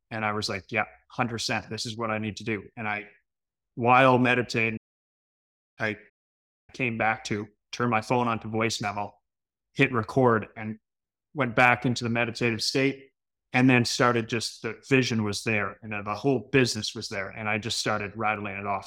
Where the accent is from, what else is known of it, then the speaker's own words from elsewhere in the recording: Canada; being Canadian